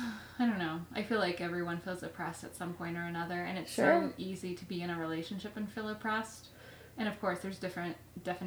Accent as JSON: {"language": "English", "region": "Midwest", "country": "United States", "tie": "born or raised there", "said": "I grew up in the Midwest"}